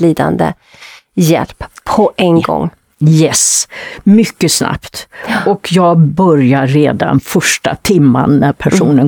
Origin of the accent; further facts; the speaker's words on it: Västergötland, Västra Götaland, Sweden; moved away; nere i Västergötland där jag kommer ifrån